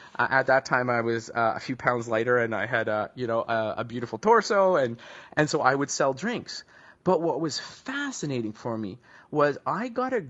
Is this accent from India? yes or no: no; Vancouver, British Columbia, Canada; I grew up back in Vancouver, British Columbia, in Canada